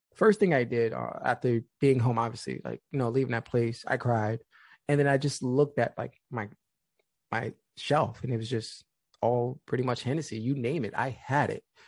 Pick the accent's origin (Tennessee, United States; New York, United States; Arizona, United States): New York, United States; New York City; Being from the Bronx